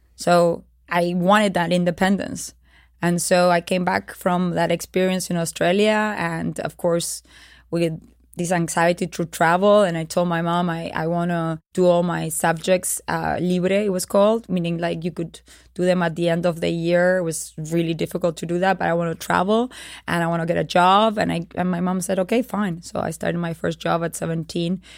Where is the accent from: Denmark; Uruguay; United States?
Uruguay; It was the dictatorial periodship in Uruguay. Uh, I was born during that period in 1976